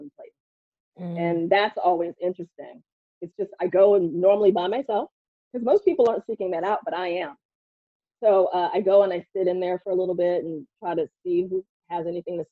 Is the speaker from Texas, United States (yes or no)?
yes; Houston, Texas, United States; moved away; also born or lived in New York; Growing up in Texas